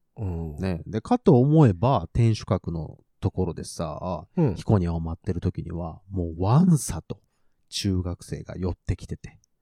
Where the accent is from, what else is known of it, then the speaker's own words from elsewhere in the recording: Nagoya, Aichi, Japan; 地元は名古屋なので